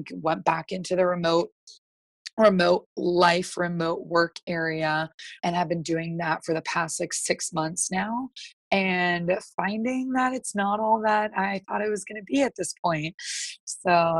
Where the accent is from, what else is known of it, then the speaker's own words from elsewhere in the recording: East Coast, United States; I'm from the East Coast.